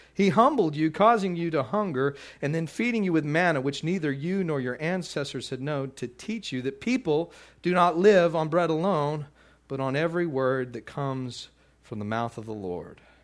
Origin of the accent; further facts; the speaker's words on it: Midland, Texas, United States; moved away; also born or lived in Louisiana; I grew up out in, in Midland, Texas, and lived out in the, in the country a little bit